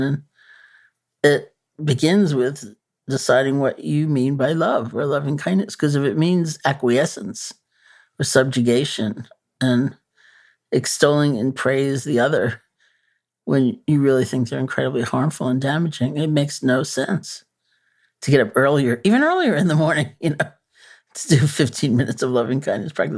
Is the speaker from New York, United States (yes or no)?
yes; New York City, New York, United States; I'm a New Yorker, you know. born and bred.